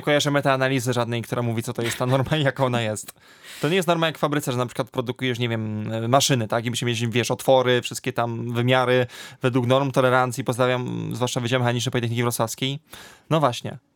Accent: near Częstochowa, Silesian Voivodeship, Poland; bo w województwie śląskim, bo pochodzę z okolic Częstochowy

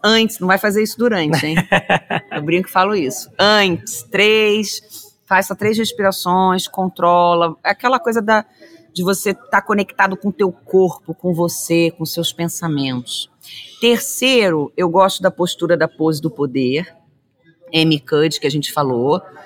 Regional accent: Rio de Janeiro, Brazil; eu sou carioca, descendente de italianos e poloneses.

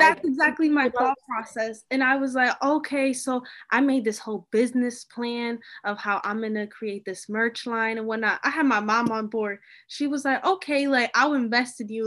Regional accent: Hartford, Connecticut, United States; I'm from Hartford, but like I go to this WPI

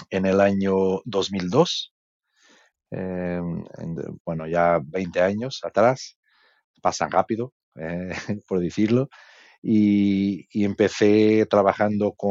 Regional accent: Portugal; Spanish is a second language; now in Spain; eh, soy eh, por, el nombre y por el sotaque, probablemente entendéis que soy portugués.

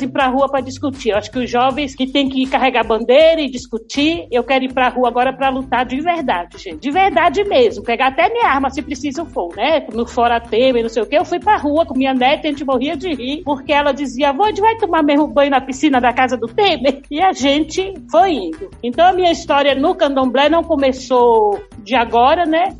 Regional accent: Salvador, Bahia, Brazil; Eu sou nascida em Salvador, em 1957

